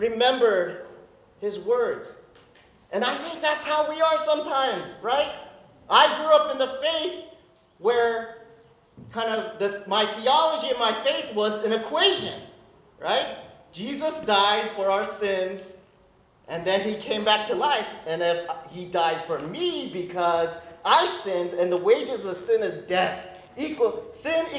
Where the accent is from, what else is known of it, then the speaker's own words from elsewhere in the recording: United States; I'm Korean American, so I came up in the immigrant Korean church